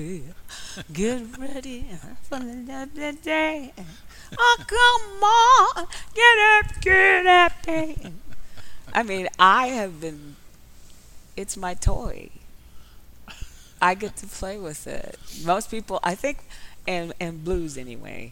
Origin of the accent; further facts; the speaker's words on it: Detroit, Michigan, United States; I came up from Motown